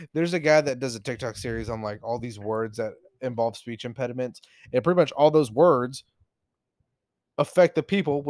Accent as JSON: {"language": "English", "region": "Texas", "country": "United States", "said": "I'm not saying this as a Texan"}